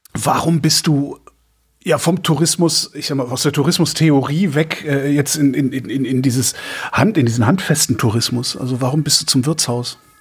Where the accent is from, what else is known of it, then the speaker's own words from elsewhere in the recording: Cologne, North Rhine-Westphalia, Germany; wir Kölner